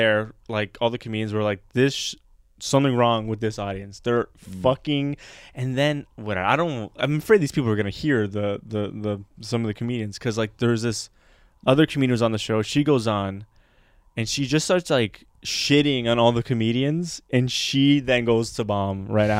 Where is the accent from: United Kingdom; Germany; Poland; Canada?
Canada; Montreal, Quebec; I don't know French. I'm from Montreal. I only speak English.